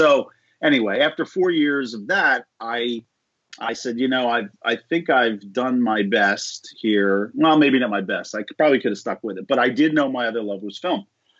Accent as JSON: {"language": "English", "town": "Philadelphia", "region": "Pennsylvania", "country": "United States", "also_born_or_lived": "Maryland", "moved": "as an adult", "lives_now": "Los Angeles, United States", "said": "I'm originally from Philadelphia."}